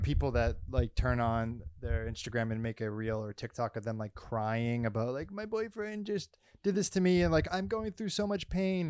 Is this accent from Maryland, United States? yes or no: no; Massachusetts, United States; I'm not from Florida, I'm from Massachusetts